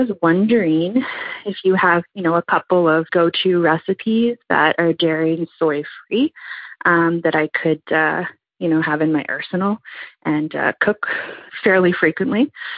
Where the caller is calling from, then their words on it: Ottawa, Ontario, Canada; I'm calling from Ottawa, Ontario, Canada.